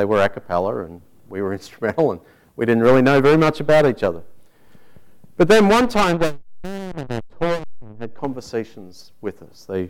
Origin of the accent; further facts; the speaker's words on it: Tasmania, Australia; moved away; my home state of Tasmania